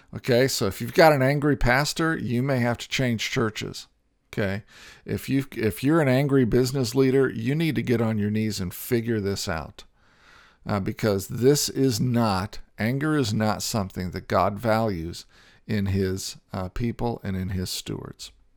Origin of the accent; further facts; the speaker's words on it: Indiana, United States; I grew up in Indiana and played basketball